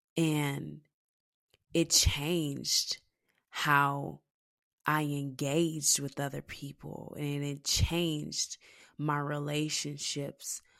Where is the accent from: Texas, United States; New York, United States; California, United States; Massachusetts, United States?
Texas, United States; accent: thick Texas; my Texas accent